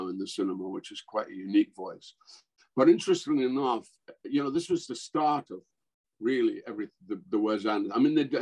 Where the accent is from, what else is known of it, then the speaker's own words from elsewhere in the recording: Scotland, United Kingdom; moved away; I'm Scots, I'm not English